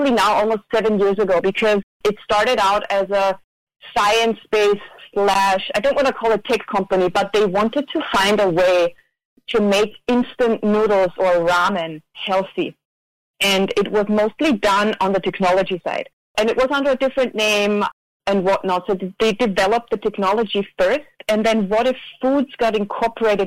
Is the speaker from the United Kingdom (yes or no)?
no; Austria; moved away as an adult; now in Maui, United States; born and raised in Austria